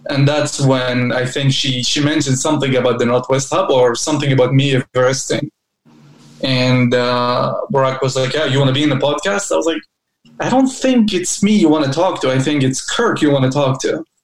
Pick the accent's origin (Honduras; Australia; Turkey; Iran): Turkey; English is a second language; now in Salem, United States; Um, yeah, I live in Salem. I'm originally from Turkey, but I lived everywhere and uh, I've been, you know, living the American dream.